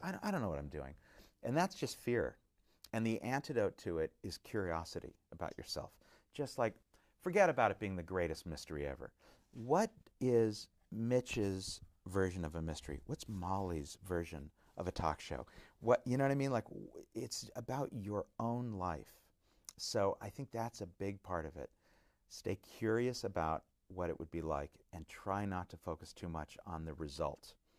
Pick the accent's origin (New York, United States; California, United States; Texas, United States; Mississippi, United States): California, United States; Orange County; growing up in Orange County